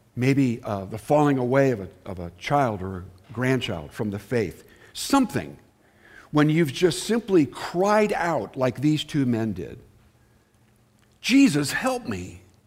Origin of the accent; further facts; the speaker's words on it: Southern California, United States; moved away; I'm from Southern California